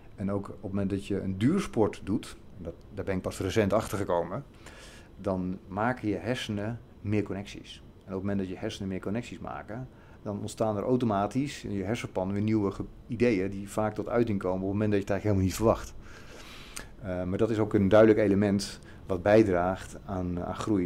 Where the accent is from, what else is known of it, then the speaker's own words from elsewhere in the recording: Zeist, Utrecht, Netherlands; Ik ben opgegroeid in de provincie Utrecht